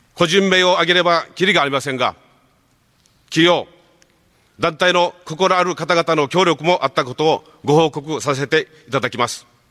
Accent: Okinawa, Japan; 沖縄に生まれ育った私

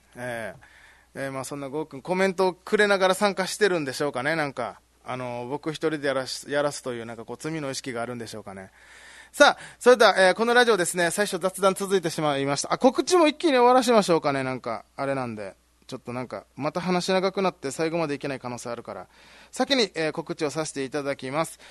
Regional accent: Ginoza, Okinawa, Japan; moved away as an adult; 僕宜野座出身なんで

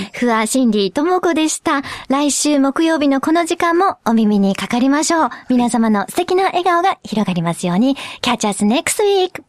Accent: Kobe, Hyogo, Japan; 私はまあ自分が神戸っ子だっていうのもありますね。

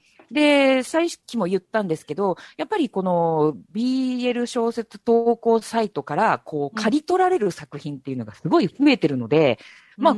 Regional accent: Osaka, Japan; 私、大阪出身なので

